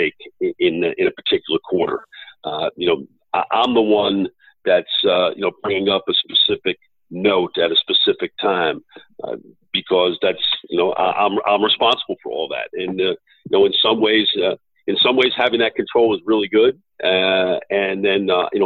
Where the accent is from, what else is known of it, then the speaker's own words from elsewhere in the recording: New York, United States; moved away as an adult; now in Dallas, United States; I grew up in New York, and so New York is really meaningful to me.